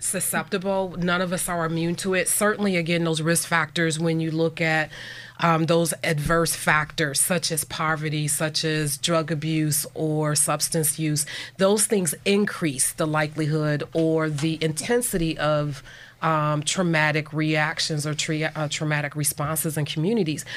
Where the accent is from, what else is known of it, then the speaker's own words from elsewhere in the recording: Buffalo, New York, United States; moved away as an adult; now in Erie, United States; I grew up in Buffalo, New York